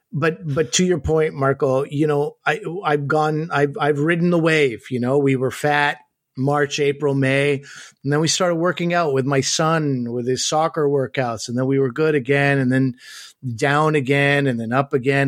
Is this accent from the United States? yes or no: no; Canada; I grew up as a Pakistani kid in Canada